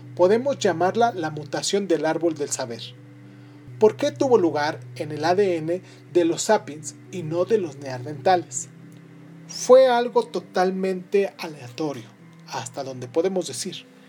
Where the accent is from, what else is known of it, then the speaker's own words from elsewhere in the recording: Mexico; soy de México